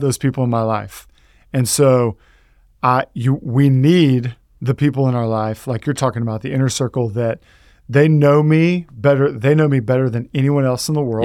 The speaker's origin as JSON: {"language": "English", "region": "Texas", "country": "United States", "said": "I, I'm from Texas"}